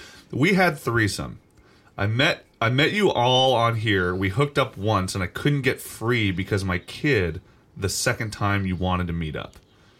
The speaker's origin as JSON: {"language": "English", "town": "Parkersburg", "region": "West Virginia", "country": "United States", "tie": "born or raised there", "said": "I'm on my hometown right now."}